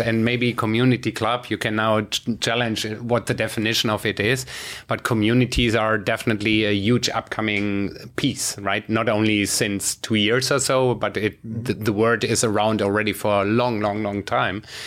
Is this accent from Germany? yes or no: yes; Germany; my home country, you know, Germany